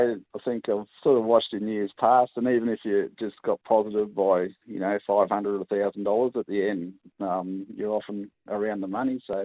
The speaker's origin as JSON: {"language": "English", "town": "Mackay", "region": "Queensland", "country": "Australia", "also_born_or_lived": "Brisbane", "moved": "yes", "said": "I'm originally from Mackay"}